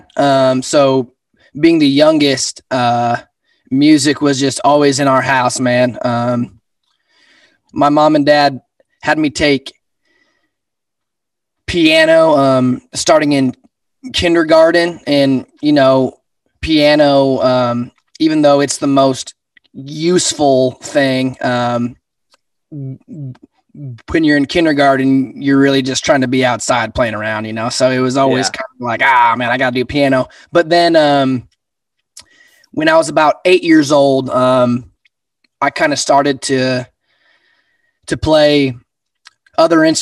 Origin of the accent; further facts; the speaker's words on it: Sheridan, Wyoming, United States; Born and raised in Sheridan